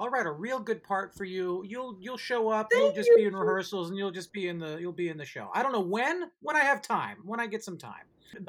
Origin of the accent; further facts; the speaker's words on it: San Francisco, California, United States; I'm from San Francisco.